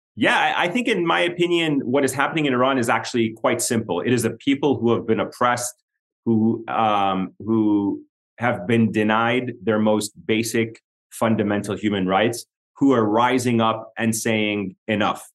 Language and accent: English; Egypt; also born or lived in Middle East; now in United States; I'm from Egypt